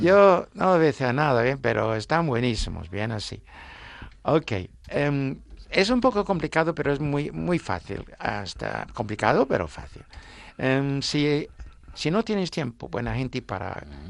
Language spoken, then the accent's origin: Spanish; Suffolk, East of England, United Kingdom; Spanish is a second language; now in Asturias, Spain; mi condado es Suffolk